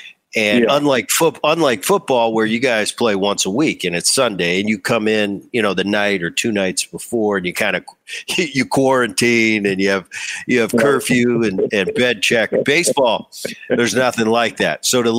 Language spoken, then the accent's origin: English; New Jersey, United States; I grew up in Philly, or just outside of Philly. I grew up in Jersey, so I was a big Philly and Eagles and 76ers fan